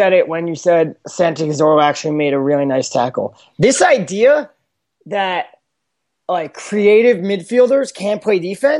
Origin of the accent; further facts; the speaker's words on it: United Kingdom; right now I am being the British 55-year-old, like, crusty old dude, like, which is the equivalent of the American 55-year-old crusty old dude